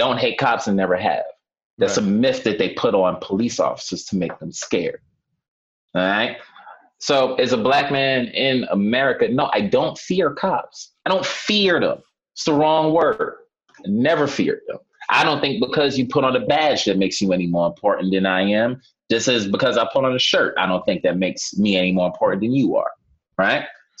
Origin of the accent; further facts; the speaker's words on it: New York City, New York, United States; just from living here my whole life, and I grew up in Harlem, came up in the projects